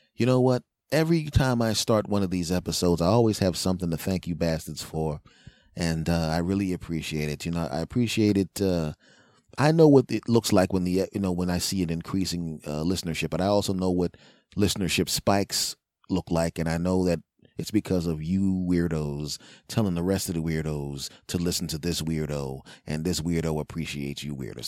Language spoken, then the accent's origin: English; Philadelphia, Pennsylvania, United States; moved away; also born or lived in Los Angeles; I'm originally from Philadelphia